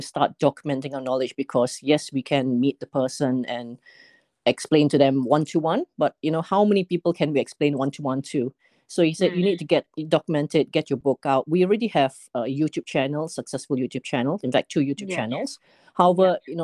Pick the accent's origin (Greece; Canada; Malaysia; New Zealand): Malaysia; moved away as an adult; now in United Kingdom; I was born in Malaysia, and I spent about 20 plus years there before coming over to the UK.